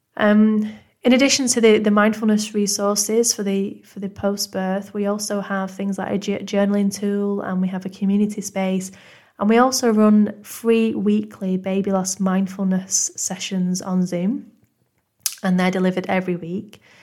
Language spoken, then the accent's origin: English; Manchester, North West England, United Kingdom; accent: northern; as you can probably tell from my northern accent, I'm originally from Manchester in the U K